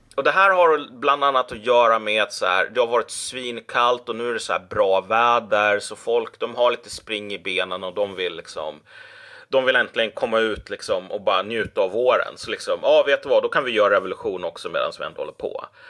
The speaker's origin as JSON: {"language": "Swedish", "country": "Sweden", "said": "som svensk"}